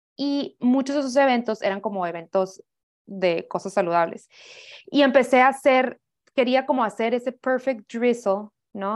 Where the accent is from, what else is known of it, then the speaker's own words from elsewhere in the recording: Hermosillo, Sonora, Mexico; yo soy de Hermosillo, Sonora. Ahí me crié toda mi vida